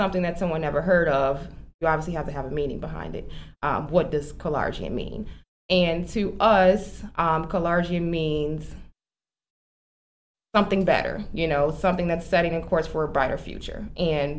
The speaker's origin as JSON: {"language": "English", "town": "Chicago", "region": "Illinois", "country": "United States", "tie": "born or raised there", "moved": "as an adult", "lives_now": "Aurora, United States", "said": "I am originally from Chicago. Okay. I'm born and raised, and I have been in Aurora for 7 years now"}